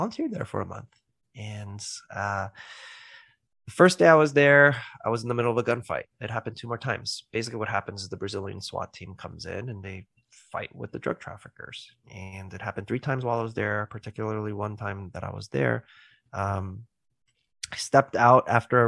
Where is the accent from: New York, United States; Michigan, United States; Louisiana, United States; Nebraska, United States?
New York, United States; New York City; now in California, United States; I'm originally from the East Coast in New York City, but now I'm in the West Coast, yes, in California.